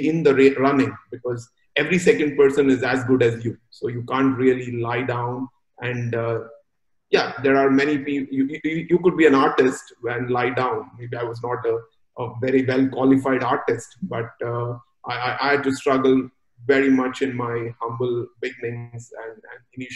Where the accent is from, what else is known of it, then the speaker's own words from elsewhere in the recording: Mumbai, Maharashtra, India; now in Singapore; I was born and brought up in a big cosmopolitan called Mumbai